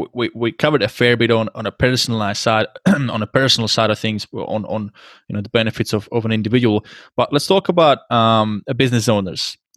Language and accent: English; Czechia; English is a second language; moved away as an adult; also born or lived in Scotland; I'm from Czech Republic, which is just next to Germany, so we're beer drinkers too. And when I left when I was 19 and left to live in Scotland